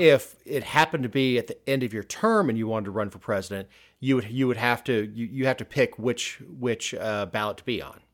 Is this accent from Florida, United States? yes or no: yes; South Florida, United States; growing up in South Florida